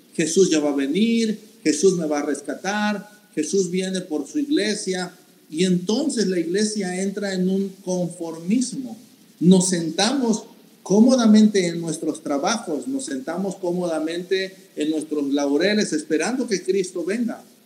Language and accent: Spanish; Mexico; nosotros como mexicanos